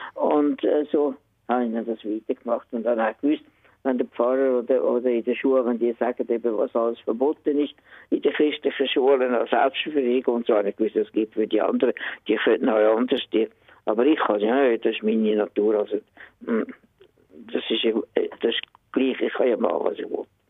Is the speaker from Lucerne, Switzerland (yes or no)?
no; Höngg, Zurich, Switzerland; über das Limmertal hin, Wir sind in Höhen aufgewachsen